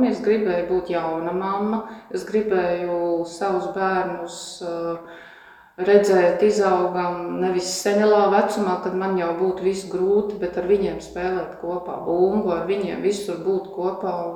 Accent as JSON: {"language": "Latvian", "region": "Kurzeme", "country": "Latvia", "said": "Tipisks kurzemnieks un ļoti sīksts."}